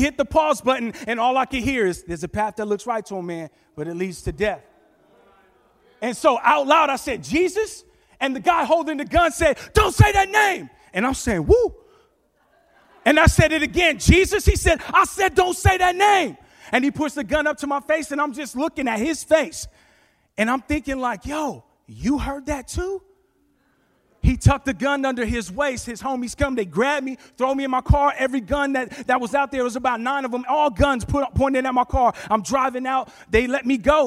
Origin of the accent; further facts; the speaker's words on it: New York, United States; now in California, United States; I'm originally from New York, born in Manhattan, raised in the Bronx. We came out to California